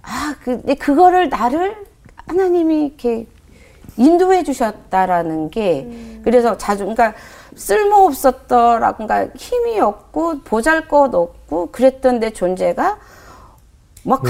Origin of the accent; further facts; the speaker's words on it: Jeolla, South Korea; also born or lived in Pocheon; 생활은 이제 저 전라도 쪽이거든요.